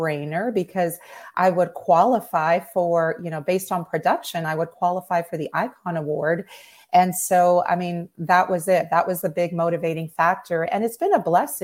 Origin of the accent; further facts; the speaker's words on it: Toronto, Ontario, Canada; moved away as an adult; also born or lived in Maryland; now in Pensacola, United States; I was born and raised in Toronto